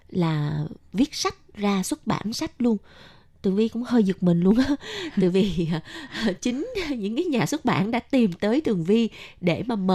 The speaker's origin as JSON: {"language": "Vietnamese", "region": "Ho Chi Minh City", "country": "Vietnam", "tie": "born or raised there", "said": "thì như mình miền nam mình ở sài gòn mình đi học uh, chữ cái với cô giáo thì đa phần cô giáo của mình cũng là người miền Nam"}